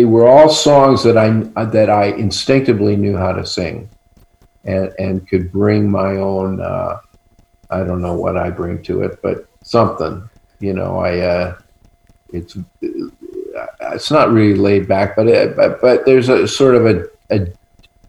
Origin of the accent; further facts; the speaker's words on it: Toronto, Ontario, Canada; moved away as an adult; also born or lived in Brooklyn, New York, United States / Los Angeles, United States; I was born in Brooklyn, but I grew up mostly in Toronto